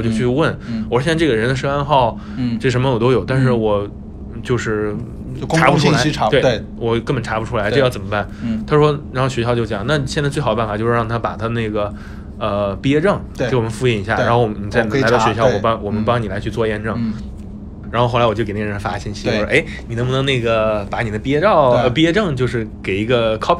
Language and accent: Chinese; Henan, China; moved away; 所以说以后你们不允许再说我们河南人是骗子了。